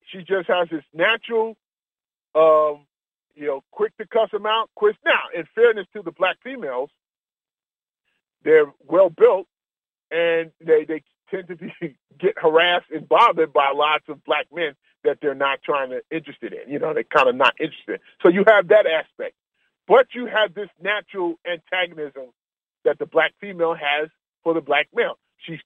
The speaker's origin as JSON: {"language": "English", "area": "Long Island", "region": "New York", "country": "United States", "said": "I'm from Long Island, New York"}